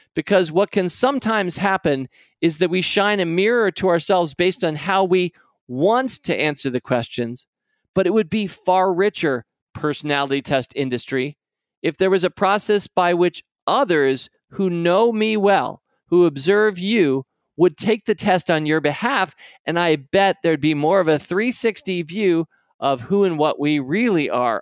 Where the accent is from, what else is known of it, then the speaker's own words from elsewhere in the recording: United States; I'm an American.